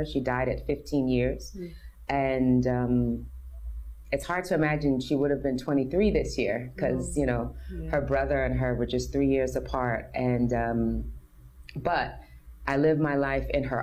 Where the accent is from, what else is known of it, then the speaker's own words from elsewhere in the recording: New York City, New York, United States; from America, I'm born and raised in New York City.